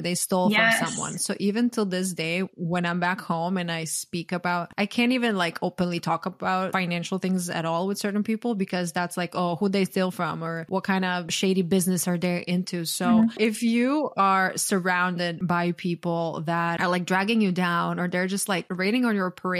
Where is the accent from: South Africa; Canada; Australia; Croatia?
Croatia; now in United States; I was born and raised in Croatia